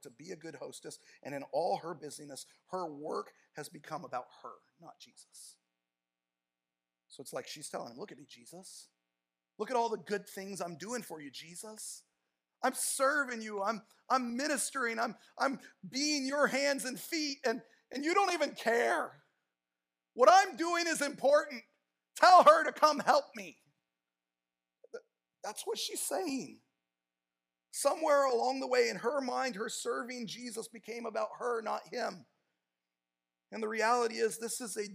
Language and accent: English; Tacoma, Washington, United States; moved away as an adult; also born or lived in California; the church I grew up in Tacoma, Washington